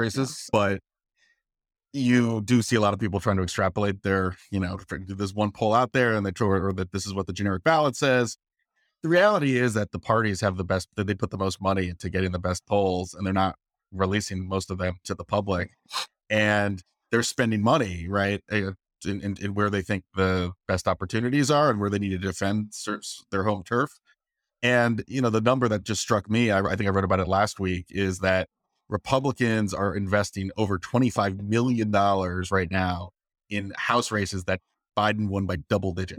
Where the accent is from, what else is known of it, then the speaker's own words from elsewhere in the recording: Virginia, United States; I'm from Virginia